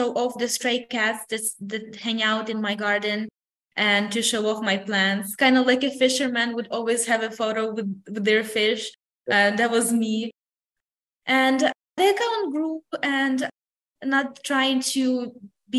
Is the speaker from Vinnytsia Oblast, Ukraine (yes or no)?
yes; a small town in Vinnytsia region, Vinnytsia Oblast, Ukraine; now in San Antonio, United States; my hometown